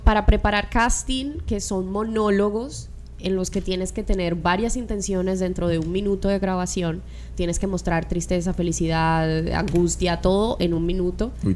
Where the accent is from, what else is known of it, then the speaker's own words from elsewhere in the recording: Colombia; now in Miami, United States; estoy con el corazón en Colombia y estoy con el cuerpo acá en Miami